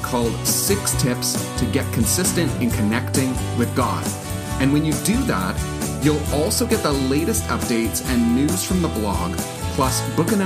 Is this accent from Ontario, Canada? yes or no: no; Winnipeg, Manitoba, Canada; my hometown, Winnipeg